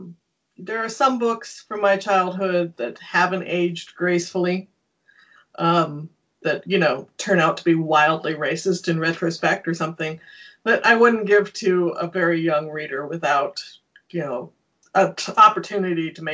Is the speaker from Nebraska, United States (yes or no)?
yes; Nebraska, United States; moved away as an adult; also born or lived in South Dakota / Omaha, Nebraska; now in Kitchener-Waterloo, Canada; I'm from Nebraska, South Dakota.